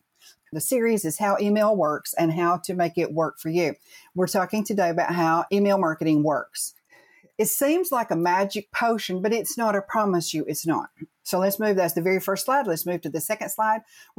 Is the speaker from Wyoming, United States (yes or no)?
no; Chattanooga, Tennessee, United States; also born or lived in Massachusetts; So hometown Chattanooga, but I was born up in Massachusetts.